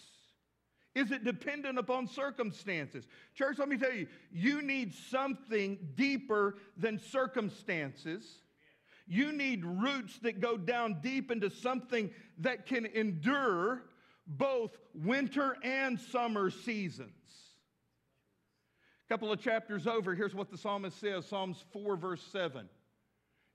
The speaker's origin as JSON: {"language": "English", "region": "West Texas", "country": "United States", "tie": "born or raised there", "moved": "yes", "lives_now": "Fort Smith, United States", "said": "I grew up with tumbleweeds in West Texas"}